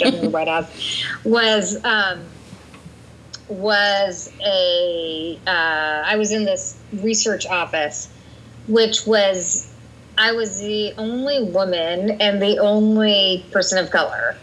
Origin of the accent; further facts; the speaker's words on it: Bedford, Massachusetts, United States; I grew up in Bedford, which was a very middle class town